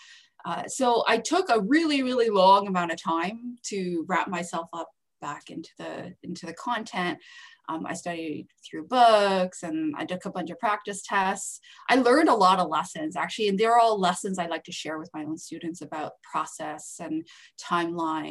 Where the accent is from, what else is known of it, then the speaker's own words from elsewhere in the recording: Canada; also born or lived in Calgary; I'm Canadian, by the way, so I'm not even American